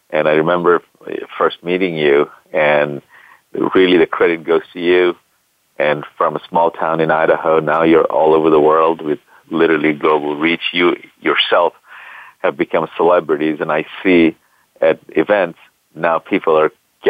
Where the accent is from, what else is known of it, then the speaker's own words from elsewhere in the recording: Bangladesh; moved away as an adult; also born or lived in California, United States; now in United States; I'm originally from Bangladesh, and I came to this country back in the 80s to go to school